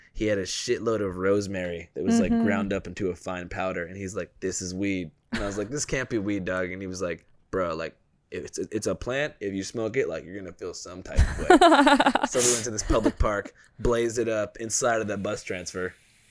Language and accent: English; Seattle, Washington, United States; I'm from Seattle.